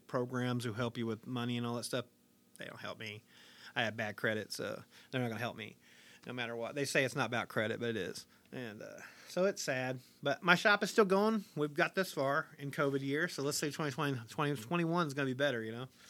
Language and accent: English; Harlan, Kentucky, United States; I was born in Harlan, Kentucky, nineteen seventy-four